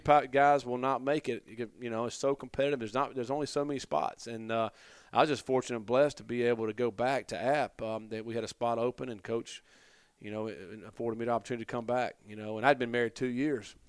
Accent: Durham, North Carolina, United States; also born or lived in Hillsborough, North Carolina; I grew up in Durham, uh, probably five minutes from Duke University. And, um, and then when I was in the seventh grade, my parents moved out

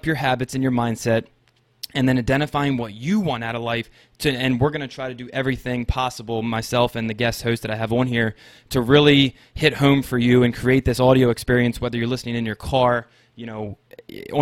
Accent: Maryland, United States; I'm born and raised in Maryland in the United States

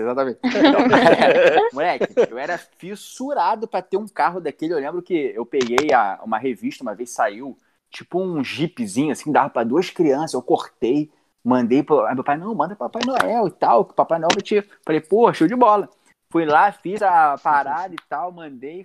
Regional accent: Rio de Janeiro, Brazil; Eu sou de, de Realengo

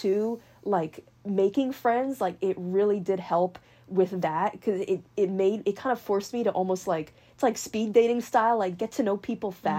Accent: Marin County, California, United States; I was born in Marin County

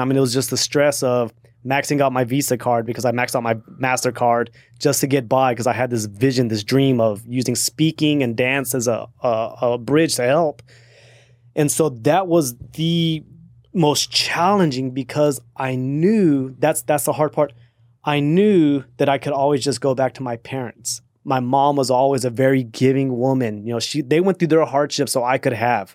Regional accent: Austin, Texas, United States; also born or lived in El Paso, Texas; I'm from Austin

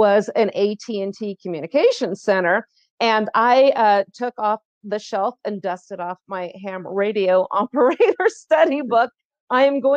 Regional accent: California, United States; growing up in California

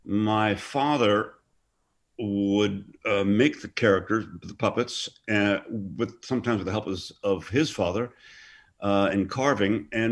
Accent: Hereford, West Midlands, United Kingdom; born there; And she had my brother in Wolverhampton, and then I was born in Hereford, England.

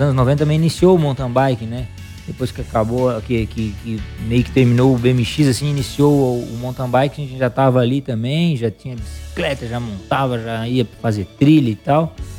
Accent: Criciúma, Santa Catarina, Brazil; eu sou de Criciúma, né? Natural de Criciúma

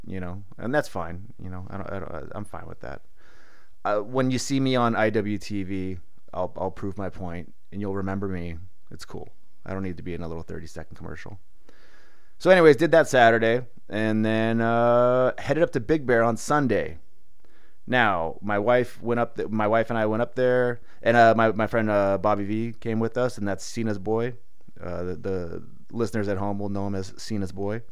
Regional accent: San Diego, California, United States; I grew up not knowing not knowing seasons because I'm from San Diego

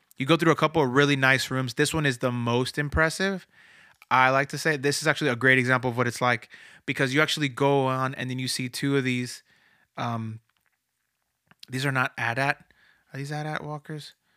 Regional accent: Florida, United States; moved away; I'm from Florida originally, so I've, I go to, I went to Disney a lot growing up

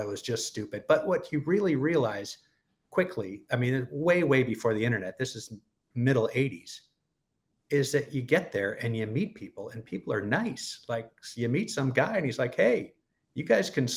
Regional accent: San Francisco, California, United States; also born or lived in San Diego; I'm from the San Francisco area, grew up in the suburbs, and went to college in San Diego

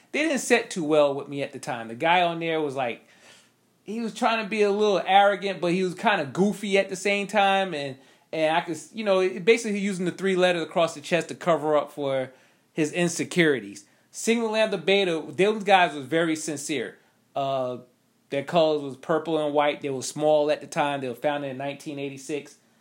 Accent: New York, United States; I'm not country, I'm from New York

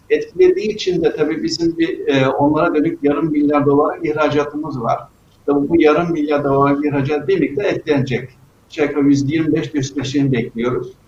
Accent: Rize Province, Turkey; Yani bilirsiniz ben e, Rize'liyim, Karadenizliyim ve Karadenizlerde denize yüzmeyi çok severler. 6-7 yaşında boyumuz bir metre, dalganın boyu bir buçuk metre. Tabii Karadeniz dalgalıdır.

